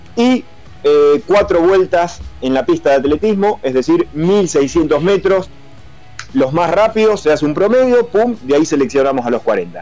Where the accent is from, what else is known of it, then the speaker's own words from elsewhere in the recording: Argentina; moved away; acá los argentinos somos gringos